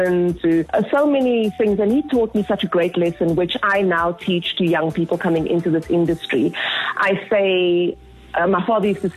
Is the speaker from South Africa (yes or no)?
yes; Cape Town, Western Cape, South Africa; I grew up in Mitchell's Plain. I know it. I've seen it. I've grown up around it.